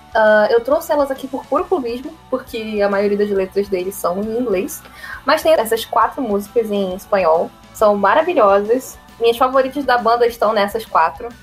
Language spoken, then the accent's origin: Portuguese; Rio de Janeiro, Brazil